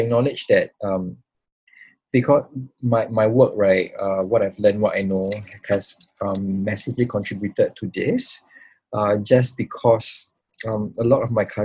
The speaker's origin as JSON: {"language": "English", "country": "Singapore", "tie": "born or raised there", "also_born_or_lived": "Pulau Semakau, Singapore", "said": "I got a little bit of a taste of how life was until like I was 9 years old. And then I grew up in Singapore."}